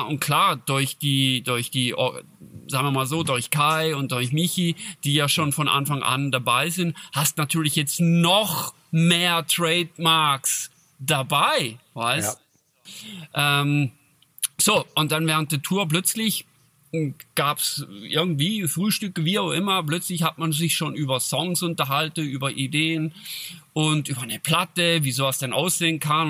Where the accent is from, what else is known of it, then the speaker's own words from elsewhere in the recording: Switzerland; accent: Swiss German; bei uns in Schweizerdeutsch